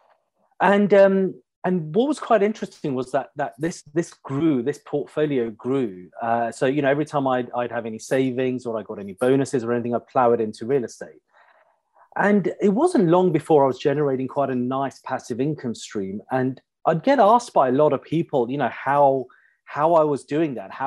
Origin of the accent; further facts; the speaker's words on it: Pinner, London, United Kingdom; I grew up in a standard middle class suburban family on the outskirts of London. I grew up in Pinner, local state school